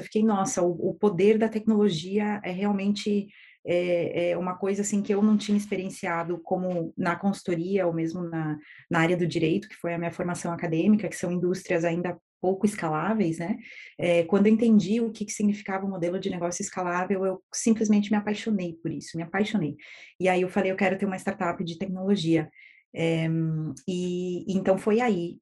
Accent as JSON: {"language": "Portuguese", "town": "Erechim", "region": "Rio Grande do Sul", "country": "Brazil", "tie": "born or raised there", "said": "Eu sou de Erechim, do interior do Rio Grande do Sul, e os meus pais tinham uma pequena empresa de construção civil. E então eu cresci no meio desse ambiente de empreendedorismo"}